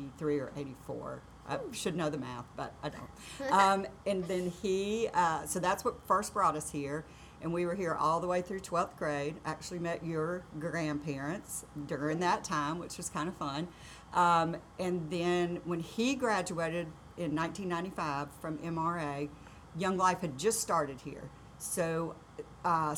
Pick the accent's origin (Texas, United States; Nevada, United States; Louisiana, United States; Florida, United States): Florida, United States; Pensacola; moved away as an adult; also born or lived in Virginia; now in Madison, United States; I was raised in Pensacola, Florida.